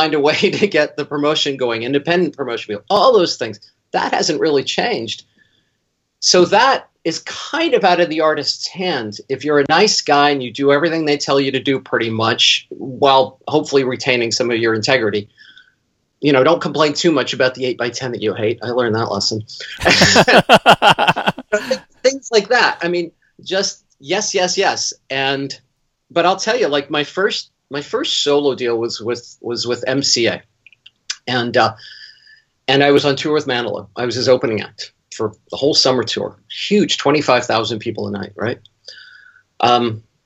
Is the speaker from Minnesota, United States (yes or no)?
no; Berkeley, California, United States; growing up in Berkeley, where I am now